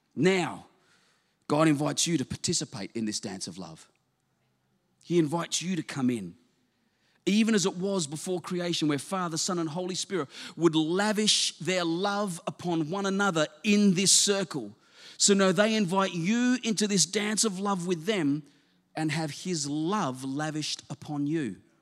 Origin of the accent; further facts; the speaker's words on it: South Australia, Australia; moved away; I was from South Australia originally